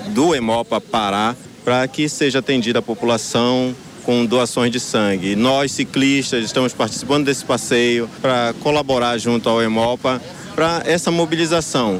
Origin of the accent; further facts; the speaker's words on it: Pará, Brazil; Nós, como paraenses